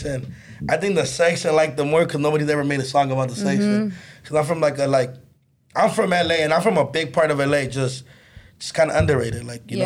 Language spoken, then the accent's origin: English; Los Angeles, California, United States; I grew up on Glendale Boulevard